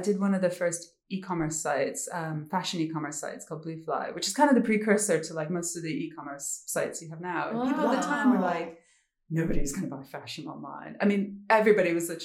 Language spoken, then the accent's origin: English; United States; moved away; also born or lived in New York; I am obviously American. I started off in New York.